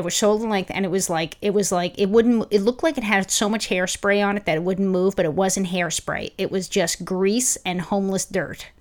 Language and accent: English; New York, United States; now in Los Angeles, United States; I'm From New York